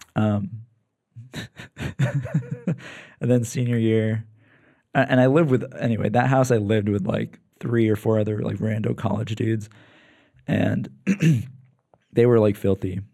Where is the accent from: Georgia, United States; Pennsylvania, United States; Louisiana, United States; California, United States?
Pennsylvania, United States; Lancaster; moved away as an adult; also born or lived in New York; now in San Diego, United States; so they moved to P A when I was like a baby